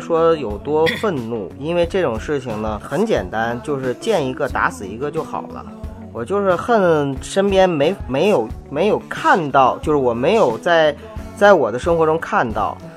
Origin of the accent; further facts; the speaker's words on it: Northeast China, China; now in Beijing, China; 我东北人嘛